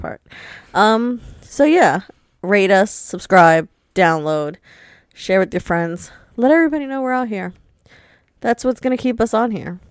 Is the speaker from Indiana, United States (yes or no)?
no; New York, United States; I'm from New York